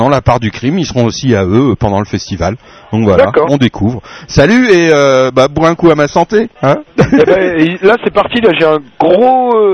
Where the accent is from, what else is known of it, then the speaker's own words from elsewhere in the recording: L'Aigle, Normandy, France; on est originaire de l'Aigle.